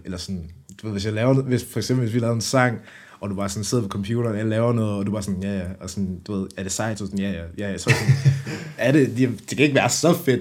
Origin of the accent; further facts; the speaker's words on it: Brønderslev, North Denmark Region, Denmark; now in Aarhus, Denmark; Jeg kommer oprindelig fra Nordjylland. Øhm, Brønderslev, øh, hvad hedder det, er i nærheden af Aalborg